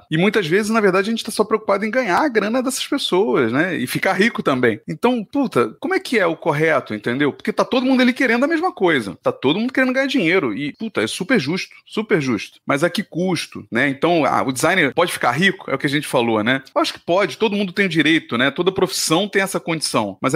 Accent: Rio de Janeiro, Brazil; Eu vim de uma cidade, né, do Rio, onde a publicidade era extremamente forte, né?

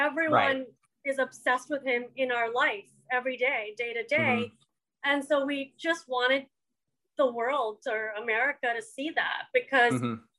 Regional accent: India; to be honest, being Indian, like a lot of the time, you've heard this as well, when you talk about minorities, you see a caricature of the minorities.

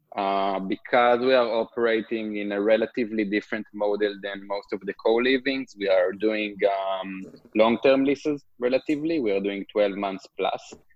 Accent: Israel; English is a second language; moved away as an adult; also born or lived in Brooklyn, New York; now in New York, United States; As probably you can hear, I'm from Israel originally. I'm currently located in uh, Brooklyn, New York. Um, I grew up in a kibbutz

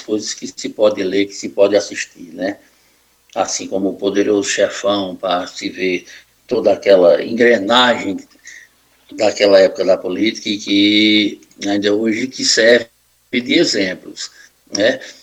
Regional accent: Northeast Region, Brazil; a gente, aqui, como nordestino

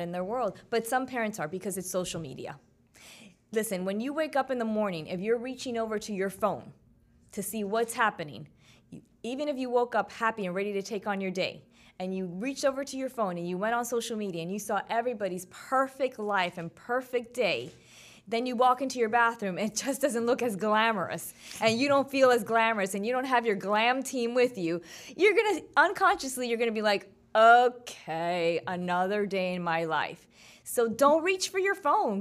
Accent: Miami, Florida, United States; my hometown, three oh five.

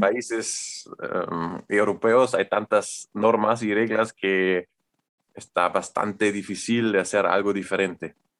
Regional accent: Germany; Spanish is a second language; soy alemán y estudio arquitectura

